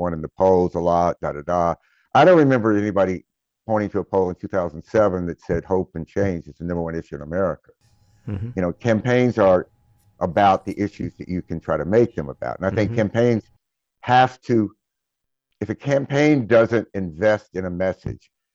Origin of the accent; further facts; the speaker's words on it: Mississippi, United States; I grew up in Mississippi